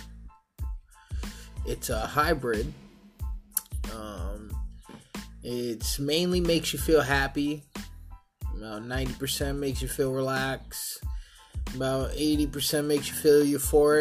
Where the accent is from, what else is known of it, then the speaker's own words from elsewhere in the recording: New York, United States; now in Eugene, United States; I'm from New York